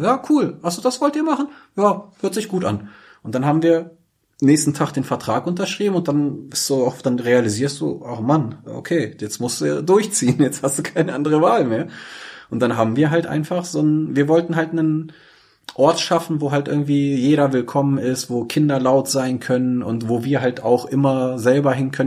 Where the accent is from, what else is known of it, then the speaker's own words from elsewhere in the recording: Braunschweig, Lower Saxony, Germany; Ich bin hier geboren und aufgewachsen. Ich bin wirklich stolzer Braunschweiger